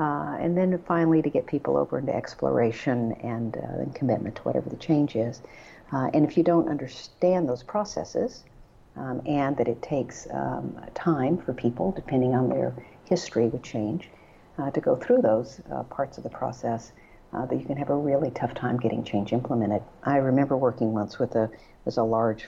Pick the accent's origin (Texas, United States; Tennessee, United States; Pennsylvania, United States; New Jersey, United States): Texas, United States; I grew up in Texas